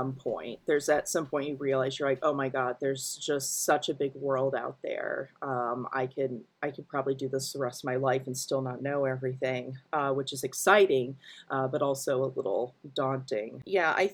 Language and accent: English; rural Indiana, United States; I grew up in rural Indiana